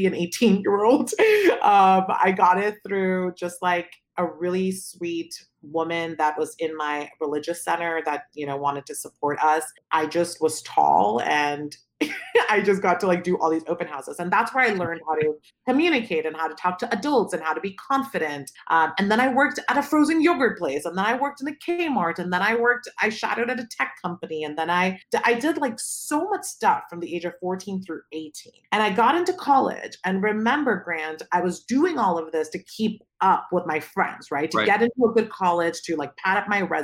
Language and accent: English; Palo Alto, California, United States; born or raised there; also born or lived in Pakistan